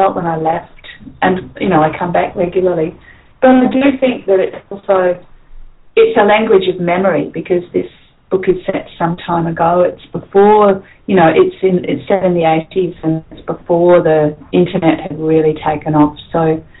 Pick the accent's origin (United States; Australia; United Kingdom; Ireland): Australia; Perth, Western Australia; growing up in Perth